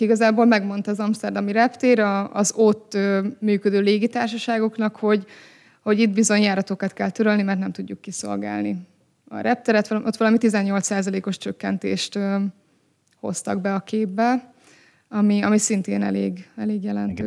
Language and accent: Hungarian; Hungary; magyar emberként beszélünk